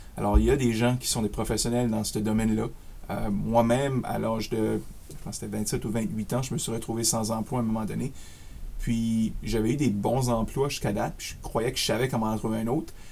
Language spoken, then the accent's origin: French; Acadia, Canada; accent: Acadian; also born or lived in Ottawa suburbs, Ontario; now in Ottawa, Canada; je suis acadien de souche, si vous voyez un petit peu mon accent acadien